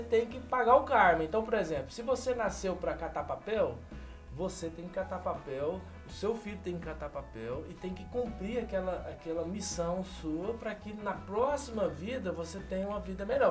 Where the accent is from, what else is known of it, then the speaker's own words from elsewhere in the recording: Brazil; also born or lived in São Paulo; now in India; como brasileiro